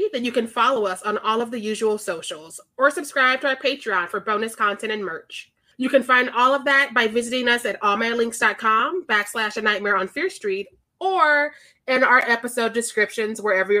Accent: Missouri, United States; I am from Missouri, which is why I can't say words.

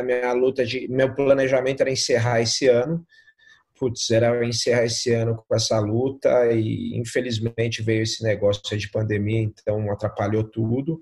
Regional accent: Brazil; eu sou brasileiro

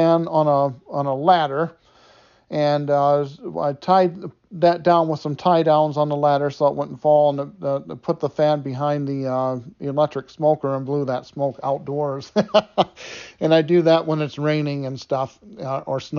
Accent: Detroit, Michigan, United States; I grew up in Detroit, Michigan

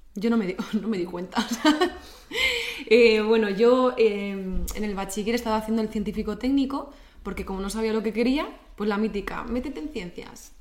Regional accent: Basque Country, Spain; somos los vascos

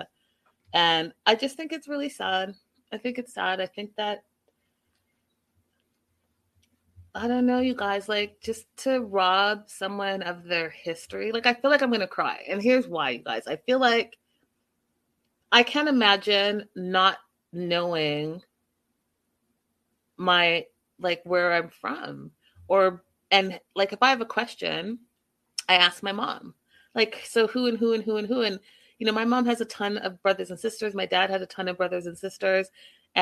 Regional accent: Canada; I'm from Canada, born and raised

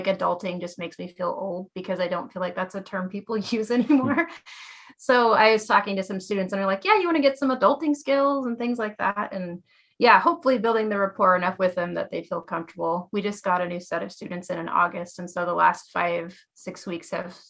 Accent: Kansas, United States; also born or lived in Vancouver, Washington; now in Eugene, United States; I grew up in Kansas.

